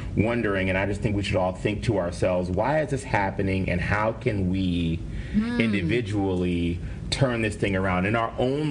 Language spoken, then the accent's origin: English; Cleveland, Ohio, United States; I'm from Cleveland, and we have, like, a pack mentality.